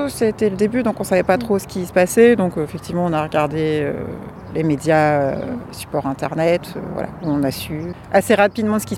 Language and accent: French; Rouen, Normandy, France; Oui, je suis de Rouen, oui.